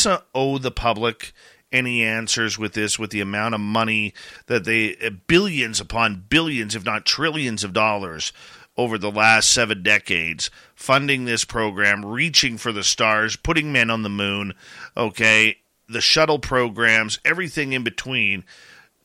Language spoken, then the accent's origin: English; Abbotsford, British Columbia, Canada; when I was like 8 years old at the Abbotsford International Air Show in my hometown